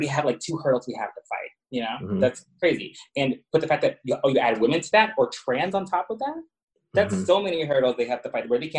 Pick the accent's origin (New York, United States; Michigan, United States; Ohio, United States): New York, United States; Long Island; where I grew up in Long Island and I got called, you know, the F word or a homo and whatnot